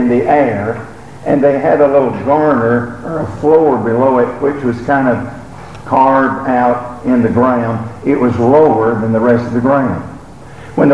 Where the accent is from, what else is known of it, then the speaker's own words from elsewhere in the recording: Alabama, United States; moved away; I was from Alabama